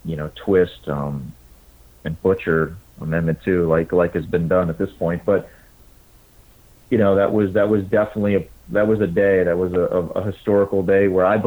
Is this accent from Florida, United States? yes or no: yes; Palm Beach County, Florida, United States; also born or lived in Broward County, Florida; I was born in Broward and I grew up in Palm Beach County.